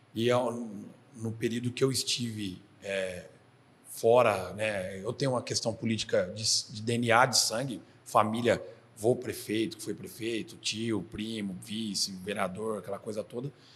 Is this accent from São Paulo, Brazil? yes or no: yes; Marília, São Paulo, Brazil; also born or lived in Lins; Sou nascido e criado em Marília